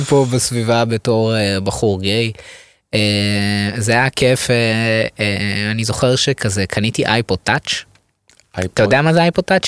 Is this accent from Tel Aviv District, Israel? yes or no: yes; Ramat Gan, Tel Aviv District, Israel; moved away as an adult; now in Tel Aviv, Israel; אני גדלתי ברמת גן